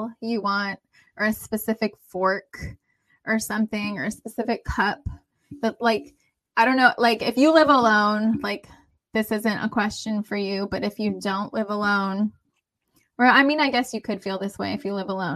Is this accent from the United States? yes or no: yes; United States; I'm from here. Like I'm American.